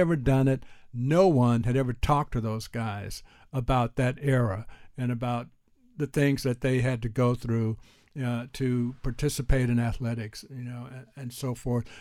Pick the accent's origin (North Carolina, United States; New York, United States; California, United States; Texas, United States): Texas, United States; Houston; also born or lived in Texarkana, Texas; growing up in Houston